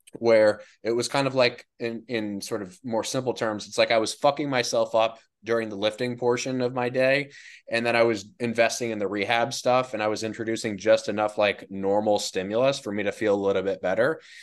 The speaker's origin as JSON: {"language": "English", "region": "New Jersey", "country": "United States", "tie": "born or raised there", "also_born_or_lived": "New York", "said": "I grew up in New Jersey. I lived in New Jersey. for twenty-one years"}